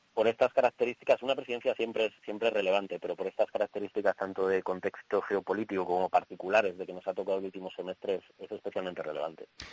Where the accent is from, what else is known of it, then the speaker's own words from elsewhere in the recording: Salamanca, Castile and León, Spain; now in Brussels, Belgium; como salmantino, como decía, y que, y que vive en Bruselas